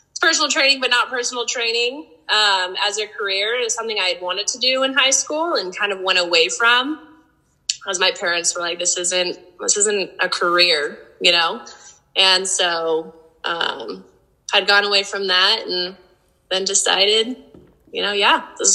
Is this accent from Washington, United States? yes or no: yes; Spokane, Washington, United States; I was born in Spokane.